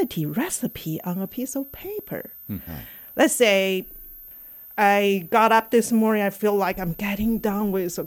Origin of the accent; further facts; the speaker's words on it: China; moved away as an adult; also born or lived in Shanghai; now in St. Louis, United States; I came here from China back in 1990.